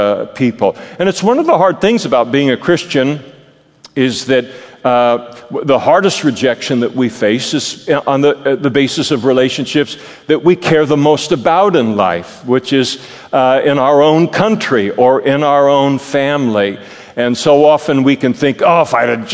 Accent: Napa, California, United States; moved away as an adult; now in Modesto, United States; God moved me from Napa to Modesto in order to be a pastor

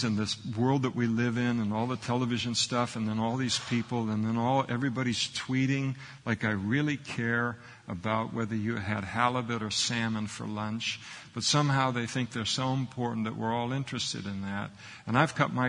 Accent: United States; we grew up in the United States of America, so we have a Christian heritage

